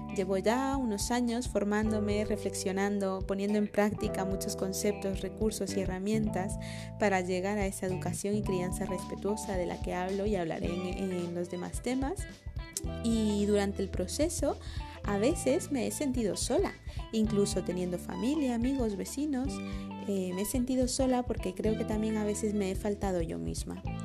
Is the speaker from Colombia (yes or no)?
no; Guatemala; moved away as an adult; now in Madrid, Spain; esta parte chapina que tengo, que es toda prácticamente, porque nací en Guatemala